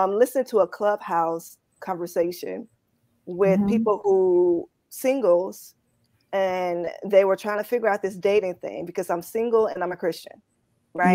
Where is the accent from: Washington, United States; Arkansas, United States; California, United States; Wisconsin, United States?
Arkansas, United States; Poplar Grove; moved away as an adult; also born or lived in New York City / Memphis; I grew up in Poplar Grove